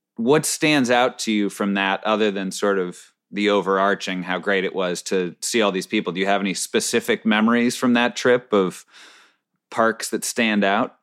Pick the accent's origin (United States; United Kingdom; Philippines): United States; Northeast; we're from the Northeast